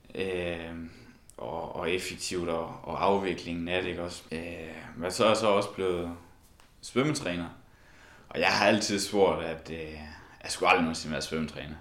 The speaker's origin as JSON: {"language": "Danish", "town": "Esbjerg", "region": "Southern Denmark", "country": "Denmark", "moved": "yes", "said": "vi kommer jo alle sammen fra Esbjerg"}